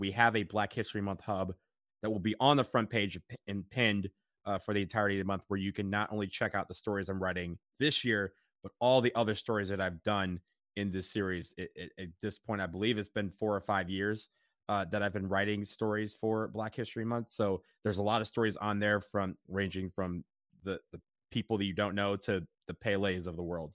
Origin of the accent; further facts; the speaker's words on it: Detroit, Michigan, United States; now in Columbus, United States; we drove to Detroit, and got to say hi to my hometown